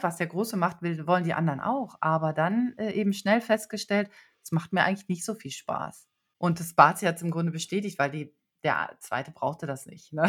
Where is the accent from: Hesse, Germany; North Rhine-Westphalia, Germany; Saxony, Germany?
North Rhine-Westphalia, Germany; Bielefeld; ich komme aus Bielefeld. Das liegt in Westfalen. Ich bin also total bodenständig aufgewachsen